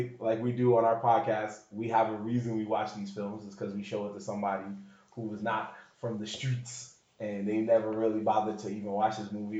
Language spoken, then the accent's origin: English; New York City, New York, United States; growing up in the Bronx